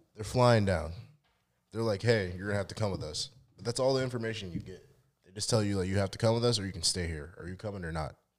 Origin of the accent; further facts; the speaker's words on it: United States; I feel like I was born in America